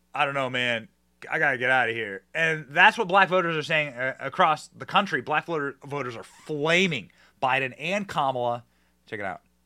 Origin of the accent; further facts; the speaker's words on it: Midwest, United States; I'm from the Midwest.